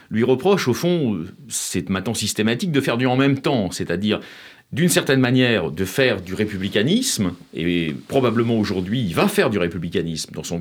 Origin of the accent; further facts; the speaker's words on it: Haut-Doubs, Bourgogne-Franche-Comté, France